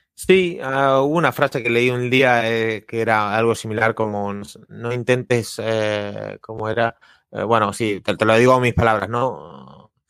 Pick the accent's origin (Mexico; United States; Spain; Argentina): Argentina; soy argentino